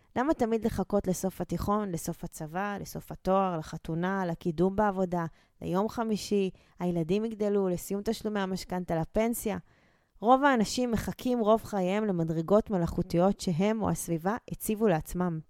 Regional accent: Israel; נולדנו וגדלנו בבתים שלא היה בהם מחסור

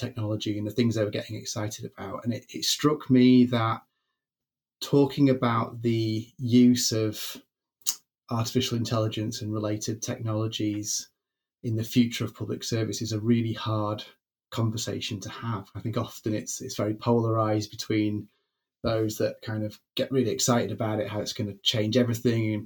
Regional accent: Greater Manchester, North West England, United Kingdom; I grew up in Greater Manchester

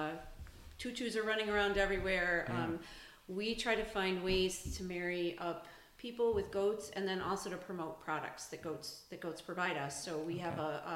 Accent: Southington, United States; My family came from a farm in Indiana, although I grew up in Southington.

